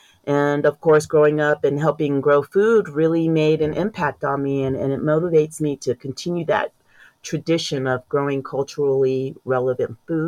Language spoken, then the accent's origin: English; South Korea; my earliest memory or fascination with agriculture actually came from when I grew up in South Korea with my mother.